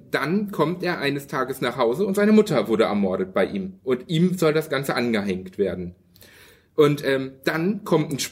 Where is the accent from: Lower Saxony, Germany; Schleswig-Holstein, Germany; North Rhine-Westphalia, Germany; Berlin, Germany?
Lower Saxony, Germany; Hanover; Ich, ich, ich komme ja aus Hannover